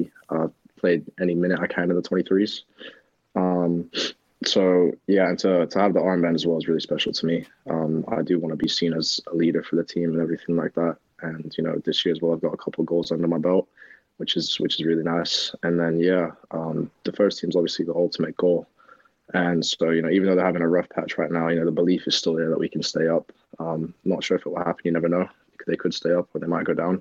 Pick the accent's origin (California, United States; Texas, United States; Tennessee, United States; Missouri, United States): Texas, United States; Plano; accent: English; moved away as an adult; also born or lived in England; now in Norwich, United Kingdom; I grew up in Plano, Texas for most of my life